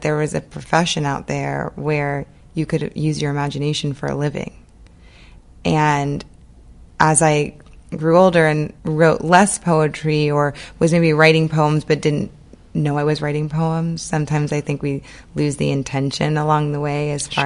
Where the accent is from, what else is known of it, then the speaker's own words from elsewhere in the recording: New Orleans, Louisiana, United States; I grew up in New Orleans, and I always say that the city of New Orleans was kind of my third parent